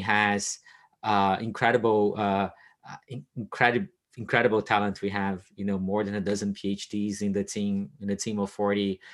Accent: Brazil; moved away as an adult; I grew up in Brazil

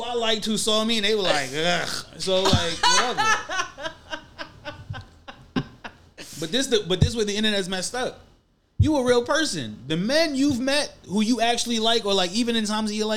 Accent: New York City, New York, United States; I'm from a city. I grew up in New York City

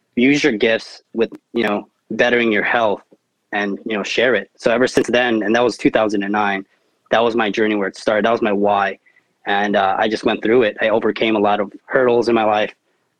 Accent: Hawaii, United States; moved away as an adult; also born or lived in Michigan; now in San Antonio, United States; I was from Hawaii

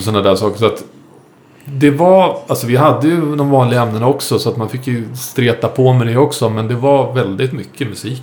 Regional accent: Saltsjöbaden, Stockholm County, Sweden; jag är uppvuxen ute i Saltsjöbaden

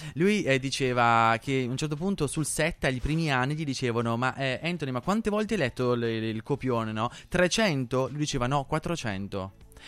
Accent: Nembro, Lombardy, Italy; io vengo da Nembro, che è un paesino minuscolo di Bergamo

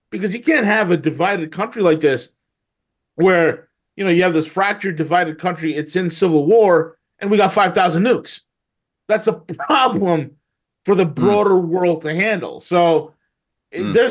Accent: United States; being a kid growing up in the United States in the early 80s

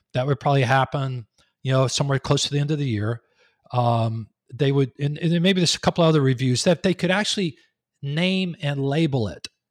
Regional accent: Texas, United States; moved away as an adult; also born or lived in Raleigh-Durham, North Carolina; now in Raleigh, United States; I'm from Texas, but we moved up here three and a half years ago

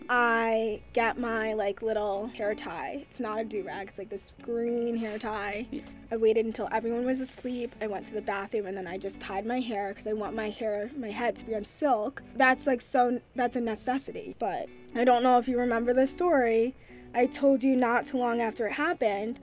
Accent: Chappaqua, New York, United States; we grew up in quiet town of Chappaqua, New York

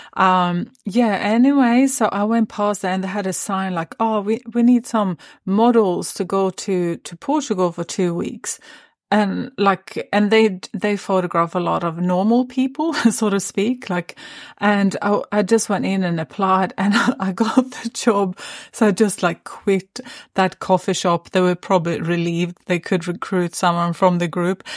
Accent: Sweden; also born or lived in Stockholm; I had just moved from my hometown up to, um, or, or to Stockholm, which is the capital of Sweden

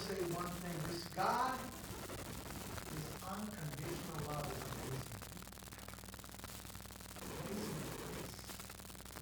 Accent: Southern California, United States; I grew up in SoCal

